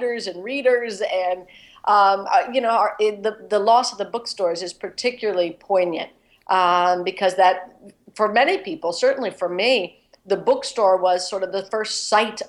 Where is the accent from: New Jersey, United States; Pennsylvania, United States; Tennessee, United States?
Pennsylvania, United States; Philadelphia; Giovanni's Room in Philadelphia, in my hometown